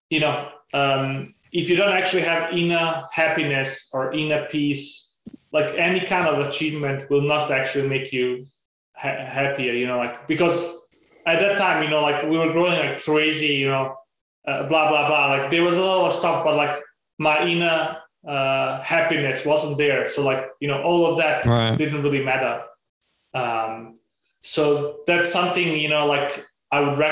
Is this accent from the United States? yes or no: no; Denmark; growing up in Denmark has been a huge privilege in itself